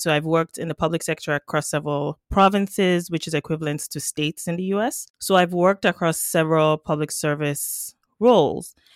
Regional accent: Nigeria; now in Canada; I'm Nigerian by birth, uh, Canadian by adoption

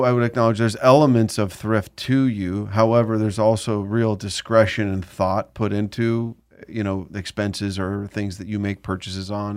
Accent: Southern California, United States; growing up in Southern California

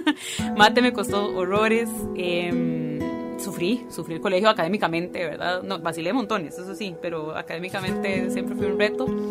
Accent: San José, Costa Rica; nací en San José, de familia de migrantes

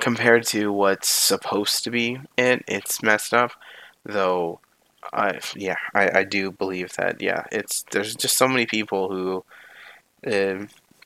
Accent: near Toronto, Ontario, Canada; I don't want to live in my hometown anymore. I mean, it's, well, hometown as in more like home city

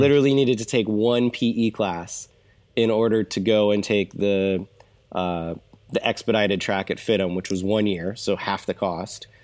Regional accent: Orange County, California, United States; I moved out here to Orange County, California when I was about one

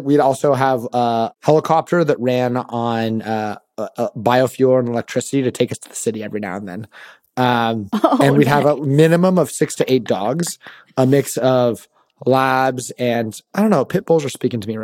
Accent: Sacramento, California, United States; I'm actually from Sacramento

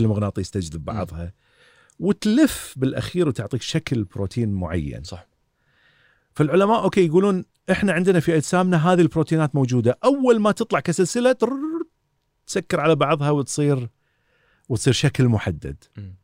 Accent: Kuwait; also born or lived in Southampton, United Kingdom; عندنا في الكويت

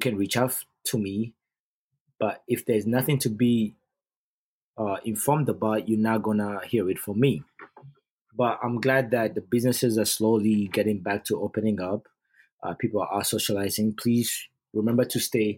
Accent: Uganda; moved away; I'm born and raised in Uganda

